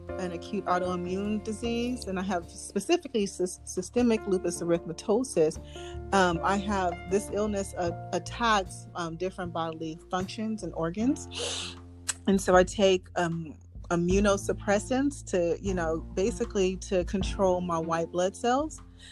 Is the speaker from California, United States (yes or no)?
yes; outer Los Angeles area, California, United States; I am from California. We're really like lost the outer Los Angeles area.